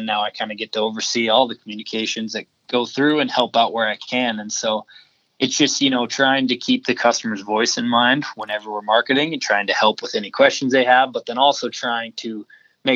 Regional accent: Montana, United States; I grew up in Montana

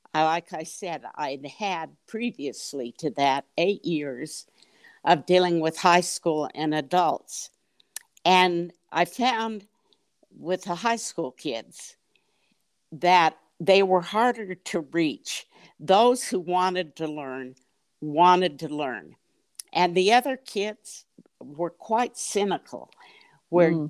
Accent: Salt Lake City, Utah, United States; moved away as an adult; also born or lived in Bay Area, California; I grew up in Salt Lake City. I lived 20 years in the Bay Area in California.

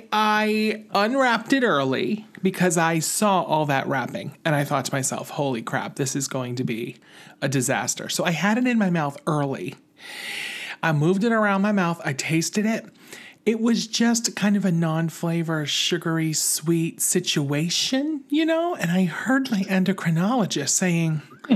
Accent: Albany, New York, United States; I'm from Albany, New York.

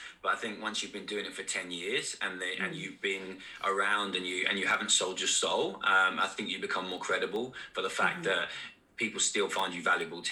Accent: United Kingdom; we're typically British.

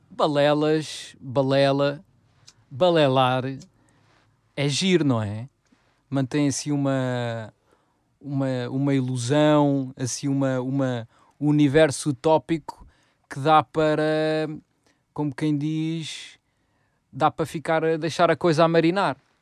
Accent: Odivelas, Lisbon, Portugal; foi um sítio onde nós crescemos, em Odivelas

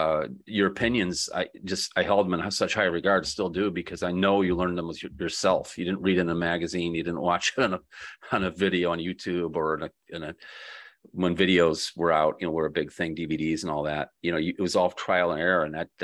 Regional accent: Grand Rapids, Michigan, United States; born there; In March next year, they're having it in Grand Rapids where I was born.

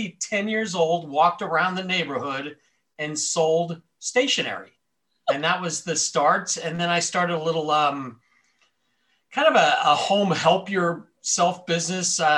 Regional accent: Miami, Florida, United States; I was born and raised in Miami, Florida, lived there almost my entire life

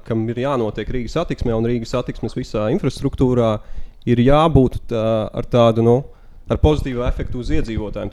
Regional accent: Riga, Latvia; Pats esmu rīznieks, jā. Dzīvoju nu, šobrīd Maskačkā

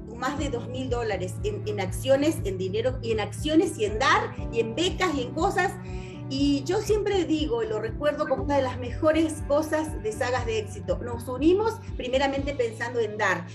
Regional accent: Argentina; yo soy argentina, vivo en Argentina

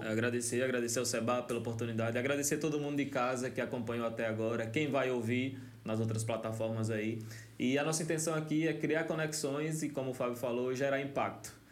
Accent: Canindé de São Francisco, Sergipe, Brazil; also born or lived in Paulo Afonso, Bahia / Nossa Senhora da Glória / Aracaju; sou de Canindé, sou sergipano. Só que, curiosamente, eu tive que nascer em Paulo Afonso porque não tinha maternidade em Canindé.

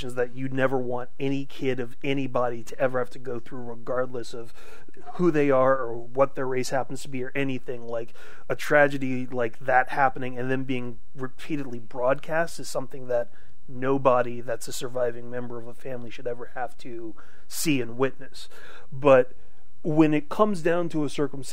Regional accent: New Orleans, Louisiana, United States; I grew up in New Orleans

